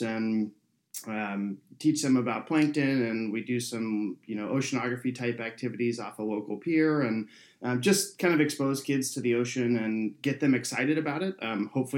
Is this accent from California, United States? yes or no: yes; San Jose, California, United States; I grew up in San Jose, which is San Jose, California